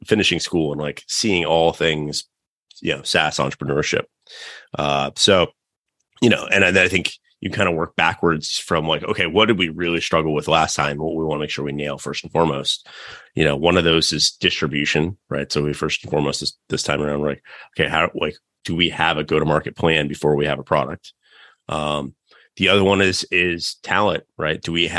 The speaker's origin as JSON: {"language": "English", "region": "North Carolina", "country": "United States", "tie": "born or raised there", "said": "growing up in North Carolina, just super hard to find other people"}